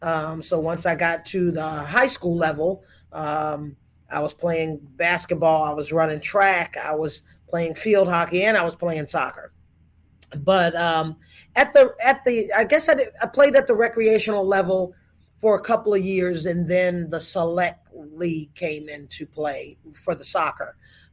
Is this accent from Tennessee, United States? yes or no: no; Reston, Virginia, United States; now in Wilmington, United States; growing up in Reston, Virginia was awesome because it was a planned community.